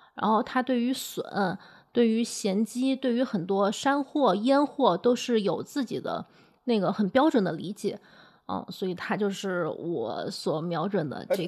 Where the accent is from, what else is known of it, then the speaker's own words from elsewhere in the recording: Changsha, Hunan, China; 我是长沙人